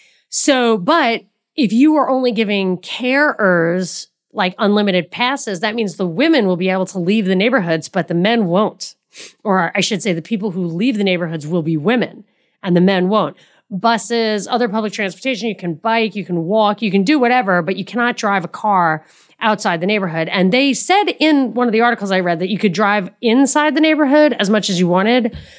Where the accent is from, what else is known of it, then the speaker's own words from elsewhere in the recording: New York City, New York, United States; I'm from New York. I've lived in New York City many years, and everything was within.